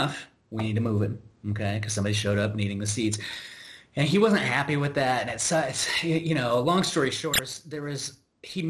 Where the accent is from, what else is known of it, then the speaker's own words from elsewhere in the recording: United States; as an American